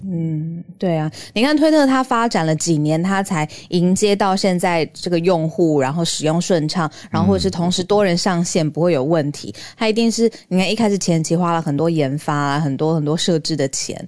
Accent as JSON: {"language": "Chinese", "country": "Taiwan", "said": "身为台湾人"}